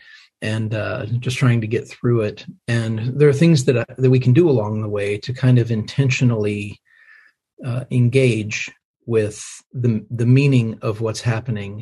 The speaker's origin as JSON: {"language": "English", "region": "Indiana", "country": "United States", "tie": "born or raised there", "moved": "yes", "lives_now": "Franklin, United States", "said": "raised in the Midwest. I'm an Indiana boy"}